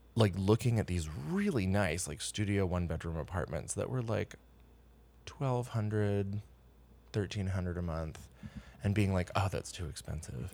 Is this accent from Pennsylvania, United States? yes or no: yes; Pennsylvania, United States; moved away as an adult; now in New York City, United States; I am from Pennsylvania